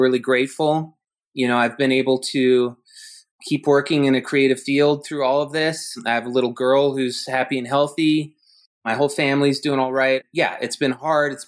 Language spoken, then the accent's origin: English; Santa Fe, New Mexico, United States; moved away as an adult; also born or lived in Venice Beach, California / Pasadena, California / Madrid, New Mexico / Bay Area, California; eventually we made our way into Santa Fe and I went to high school there and I grew up in Santa Fe.